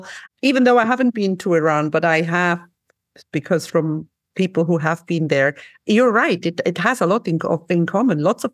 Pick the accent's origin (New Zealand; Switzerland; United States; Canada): Switzerland; also born or lived in Cyprus; like I'm from Switzerland. I have not lived in Switzerland that much. I have lived in Cyprus more or in other places more.